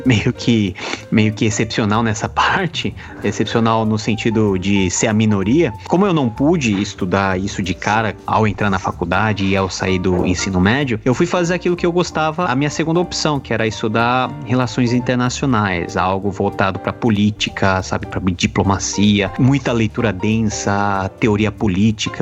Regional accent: Brazil; Sou brasileiro.

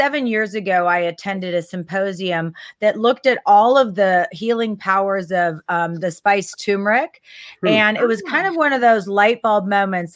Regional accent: Texas, United States; moved away; also born or lived in San Francisco; I grew up in Texas

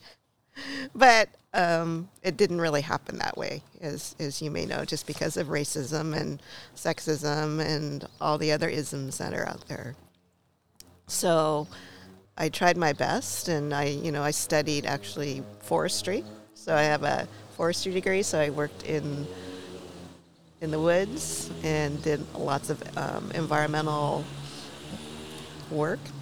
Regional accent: Portland, Oregon, United States; I was born in Oregon, in Portland

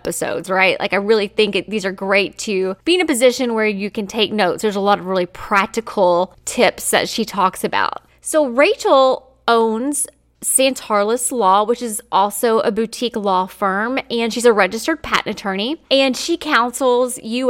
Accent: Kentucky, United States; I was from Kentucky

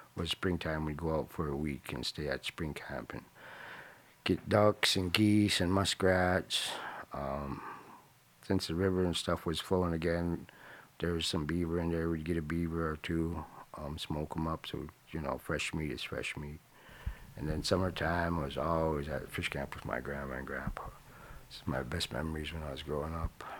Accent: Nenana, Alaska, United States; also born or lived in Fairbanks, Alaska; I was raised here in Indiana by my grandma till I was five, and I moved back here when I was eleven. Been here ever since.

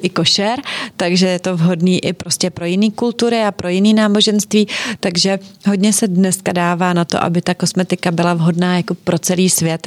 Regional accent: Czechia; v Čechách my nejsme Italová ani Francouzi

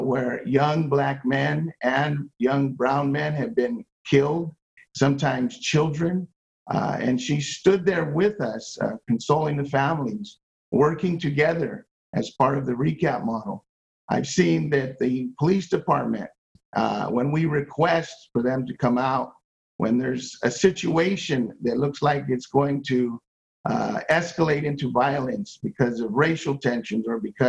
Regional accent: Los Angeles, California, United States; moved away as an adult; now in Las Vegas, United States; I grew up in Los Angeles, been here 23 years

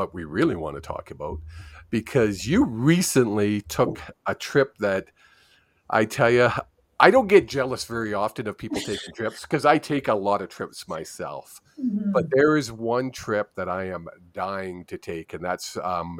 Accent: Vancouver, British Columbia, Canada; I grew up in Vancouver

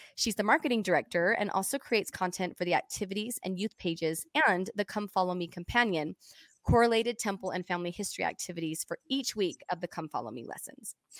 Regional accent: Canada; I was born in Canada.

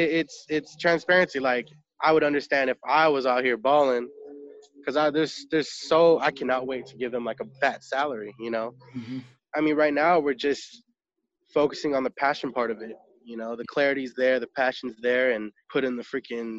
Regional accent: Sacramento, California, United States; moved away as an adult; now in Los Angeles, United States; I come from Sacramento, and I was doing pretty well in Sacramento as a dancer

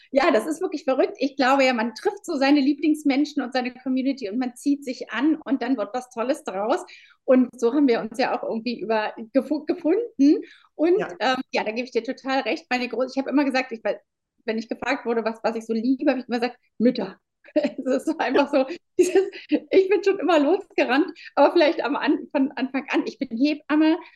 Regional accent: Berlin, Germany; Wenn ich, ich bin aus Berlin, wenn ich zu meinen Frauen komme, dann sind die häufig tatsächlich echt ganz alleine.

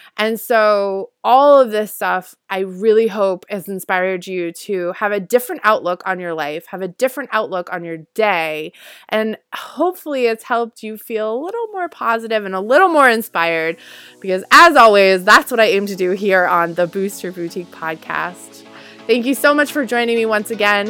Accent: Northeast, United States; also born or lived in Guatemala; I grew up in the Northeast

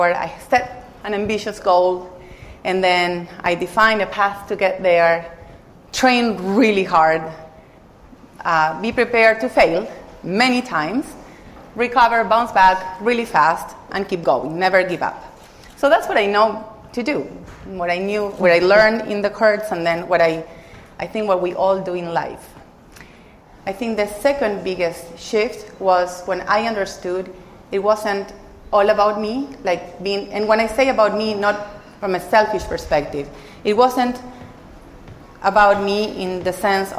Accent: Argentina; moved away as an adult; also born or lived in Mexico; I was born in Argentina, and that was my first life, because that's when I played tennis until I was 21.

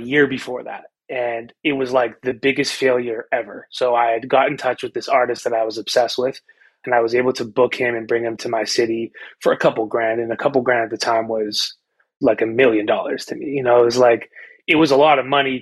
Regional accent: Winnipeg, Manitoba, Canada; I grew up in Winnipeg, Canada, what I think is a small city

